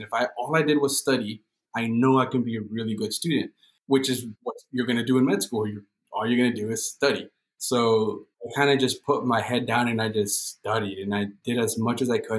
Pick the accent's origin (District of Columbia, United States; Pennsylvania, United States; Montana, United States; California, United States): California, United States; Montebello; We're all born and raised in Los Angeles County. We grew up right next to in in Montebello. It's a small little town right next to East LA.